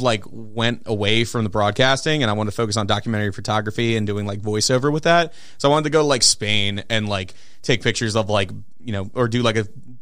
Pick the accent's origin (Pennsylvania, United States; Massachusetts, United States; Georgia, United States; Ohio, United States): Pennsylvania, United States; Philadelphia; moved away as an adult; also born or lived in Des Moines, Iowa; now in Minneapolis, United States; I grew up in Philly.